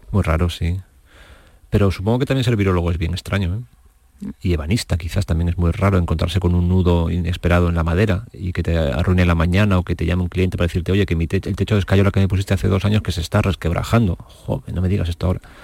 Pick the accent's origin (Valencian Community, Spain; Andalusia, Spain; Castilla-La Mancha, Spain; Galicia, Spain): Castilla-La Mancha, Spain; Torrijos; en mi pueblo, en Torrijos, donde yo vivía